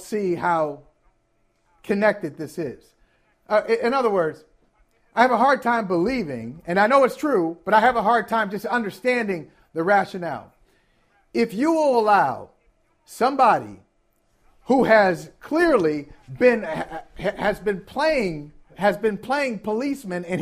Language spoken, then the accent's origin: English; Ohio, United States; I grew up in Ohio